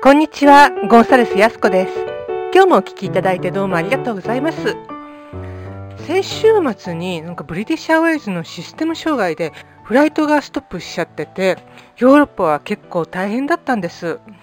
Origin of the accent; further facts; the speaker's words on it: Greater Tokyo Area, Japan; moved away as an adult; now in Spain; 私の実家はまあ典型的な中流家庭が住むね首都圏のあの高層マンション